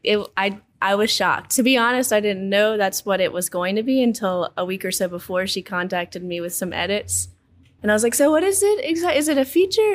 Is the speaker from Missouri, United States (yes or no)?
no; Baton Rouge, Louisiana, United States; I'm born and raised in Baton Rouge